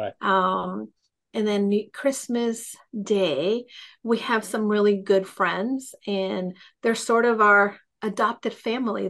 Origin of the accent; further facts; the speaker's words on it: New York City, New York, United States; moved away as an adult; also born or lived in El Salvador; now in Connecticut, United States; I am partially from New York, but to be quite honest, I'm from also El Salvador. I spent the first 10 years of my life there.